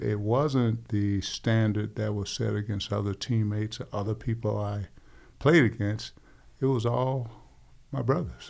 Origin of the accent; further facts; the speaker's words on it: Hastings, Florida, United States; in my hometown of Hastings, Florida, per capita, we grew more potatoes than any city in America